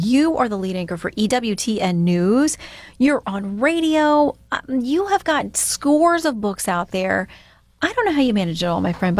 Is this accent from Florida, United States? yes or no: yes; Florida, United States; when I was growing up in Florida